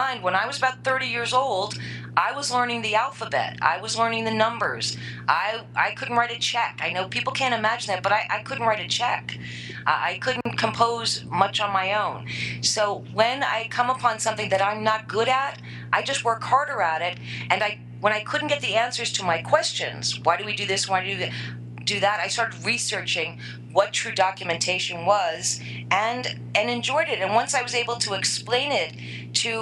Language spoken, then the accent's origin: English; New York, United States; I'm a New Yorker all the way